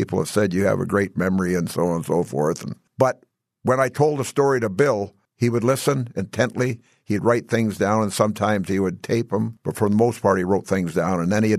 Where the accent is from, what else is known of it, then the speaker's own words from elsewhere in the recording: British Columbia, Canada; the environment I grew up in British Columbia, it wasn't conducive to baseball until May.